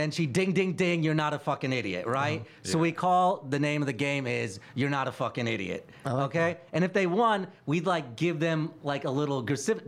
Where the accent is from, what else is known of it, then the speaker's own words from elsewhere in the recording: Indiana, United States; moved away; I grew up in Indiana